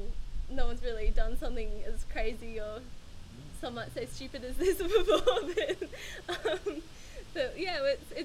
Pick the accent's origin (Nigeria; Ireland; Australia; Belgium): Australia; Melbourne, Victoria; I'm from Melbourne